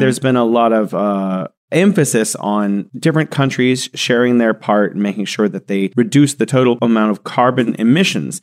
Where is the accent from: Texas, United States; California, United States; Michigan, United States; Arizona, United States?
California, United States; San Joaquin Valley; moved away as an adult; also born or lived in Beijing, China; now in Wuhan, China; I grew up in the Central Valley of California called the San Joaquin Valley